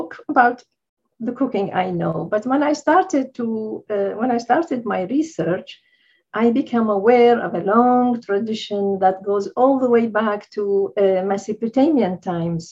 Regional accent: Baghdad, Baghdad Governorate, Iraq; I grew up in Baghdad, which is a kind of multi-ethnic, society

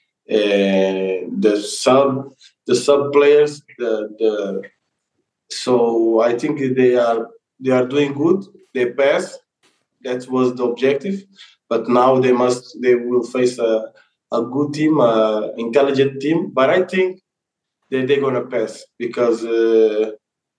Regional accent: Portugal; moved away; I was born in Portugal

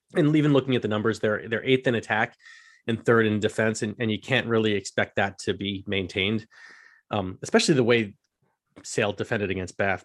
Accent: United States; we're stereotypically American in some ways

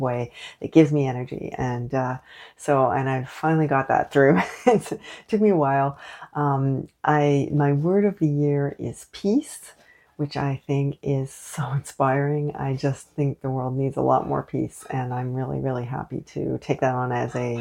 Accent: Canada; also born or lived in Montreal; I am unapologetically Canadian.

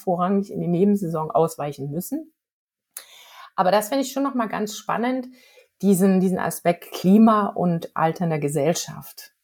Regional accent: Germany; hier bei uns in Deutschland

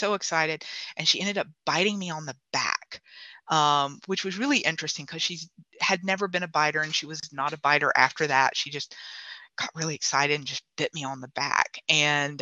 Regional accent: South Carolina, United States; I'm from South Carolina myself. I'm from the beach

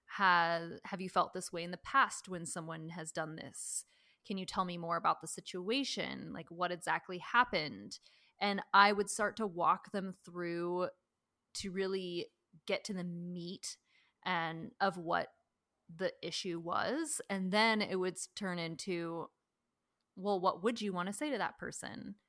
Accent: Washington, United States; I grew up in Washington, a lot of rain

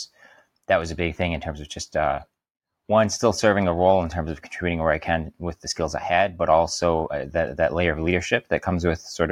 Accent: Detroit, Michigan, United States; I'm originally from the Detroit area

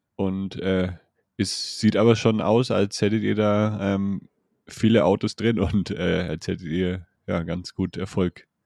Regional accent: Franconia, Bavaria, Germany; accent: Franconian; ich komme ja auch aus Bayern, also eigentlich aus Franken

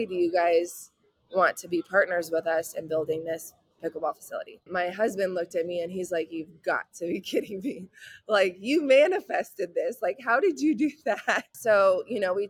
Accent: California, United States; moved away as an adult; now in Houston, United States; I'm originally from California. We moved here February of 22 to Houston, Texas

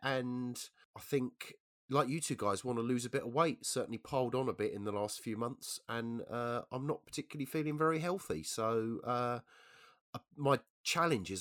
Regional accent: London, United Kingdom; I'm a Londoner, right, so I'm used to being out in London of an evening

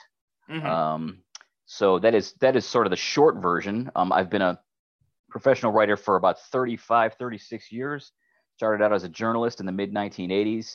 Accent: Cleveland, Ohio, United States; I'm from Cleveland, Ohio

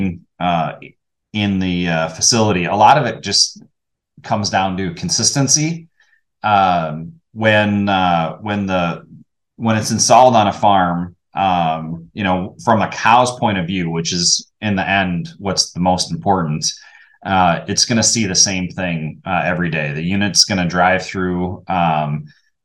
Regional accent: Wisconsin, United States; Born and raised in Wisconsin

